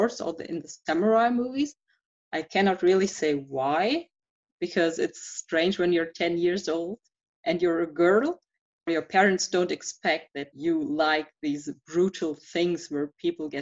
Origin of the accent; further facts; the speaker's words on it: Duisburg, North Rhine-Westphalia, Germany; English is a second language; also born or lived in Essen; I was born in Duisburg. It's in the western part of Germany, and I grew up in this area.